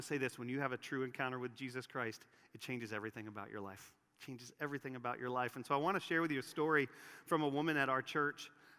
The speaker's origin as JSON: {"language": "English", "town": "San Francisco", "region": "California", "country": "United States", "tie": "born or raised there", "said": "I worked as a dancer at Disneyland as a college student in Southern California. I grew up in San Francisco, so naturally my idol resided in Mickey Mouse and the promises made through him."}